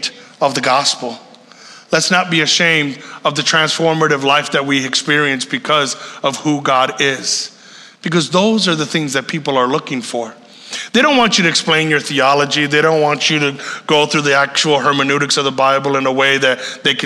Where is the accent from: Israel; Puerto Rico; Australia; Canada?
Puerto Rico; I'm from Puerto Rico